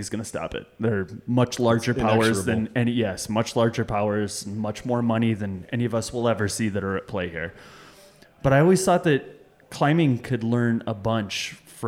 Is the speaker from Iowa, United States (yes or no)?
yes; Iowa, United States; we're from Iowa